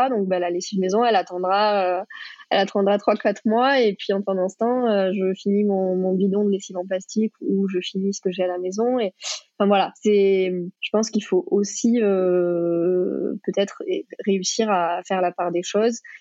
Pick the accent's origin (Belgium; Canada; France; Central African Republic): France; Pays de Mirabeau, near Marseille, Provence-Alpes-Côte d'Azur; j'ai grandi bah, près de Marseille. J'ai grandi d'ailleurs au Pays de Mirabeau